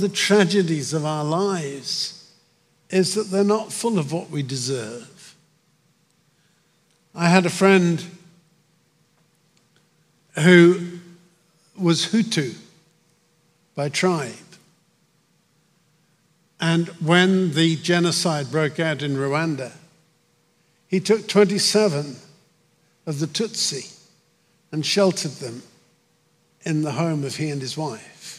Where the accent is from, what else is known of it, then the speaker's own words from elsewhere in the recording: United Kingdom; moved away as an adult; now in United States; my home country, my old country, I'm an American and proud of it, but my old country, Britain